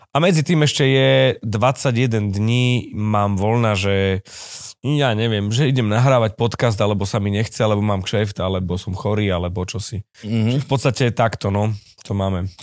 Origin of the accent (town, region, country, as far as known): Michalovce, Košice Region, Slovakia; born or raised there; moved away as an adult; also born or lived in Snina / Prešov; now in Bratislava, Slovakia